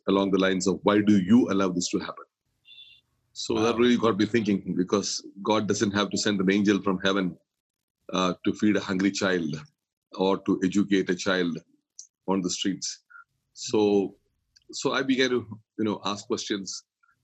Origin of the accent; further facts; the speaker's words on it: Kerala, India; now in Mumbai, India; I'm from Kerala, the southernmost part of India